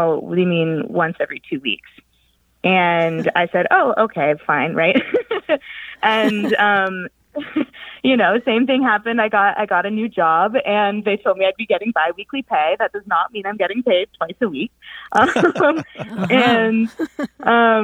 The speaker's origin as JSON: {"language": "English", "town": "Dallas", "region": "Texas", "country": "United States", "moved": "as an adult", "lives_now": "Pittsburgh, United States", "said": "I'm calling from Pittsburgh, but I'm originally from Dallas, Texas"}